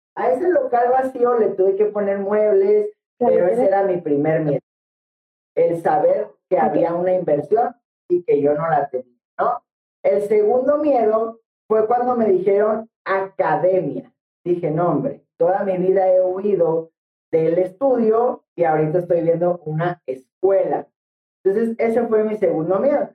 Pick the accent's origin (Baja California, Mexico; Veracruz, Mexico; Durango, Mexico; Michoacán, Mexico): Baja California, Mexico; moved away as an adult; now in Querétaro, Mexico; yo soy originario de Guanabaja, California. Eh, actualmente llevamos ocho años radicando ya en Querétaro, México